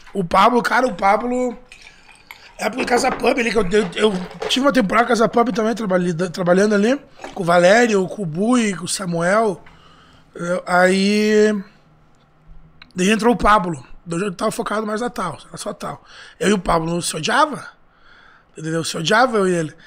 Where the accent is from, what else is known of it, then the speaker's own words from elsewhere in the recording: Santa Rosa, Rio Grande do Sul, Brazil; Sou de Santa Rosa